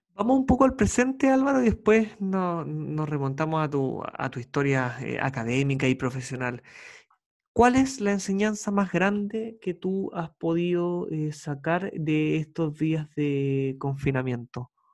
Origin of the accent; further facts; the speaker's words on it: Chile; periodista chileno con más de 10 años dedicado a la comunicación social